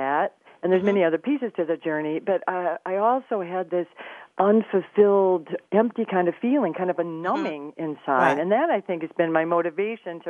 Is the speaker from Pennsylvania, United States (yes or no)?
no; Flint, Michigan, United States; I grew up in Flint, Michigan